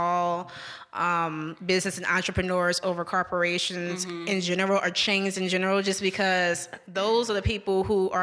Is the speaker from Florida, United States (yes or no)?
no; New Orleans, Louisiana, United States; now in Jackson, United States; I'm from New Orleans